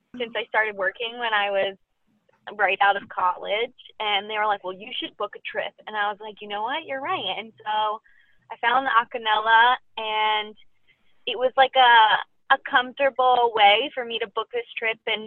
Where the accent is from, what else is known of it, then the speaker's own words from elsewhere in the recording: Boston, Massachusetts, United States; I am from Boston, Massachusetts, and I am a senior recruiter.